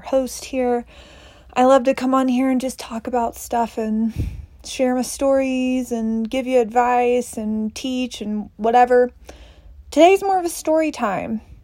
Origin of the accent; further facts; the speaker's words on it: Tennessee, United States; now in Boulder, United States; I'm from Tennessee originally. I now live in Boulder, Colorado